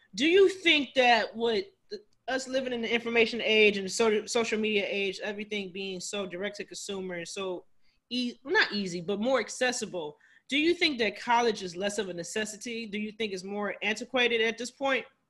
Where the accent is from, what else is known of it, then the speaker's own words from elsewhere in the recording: Cleveland, Ohio, United States; now in Washington, D.C., United States; I actually live here in D.C., so I'm from Cleveland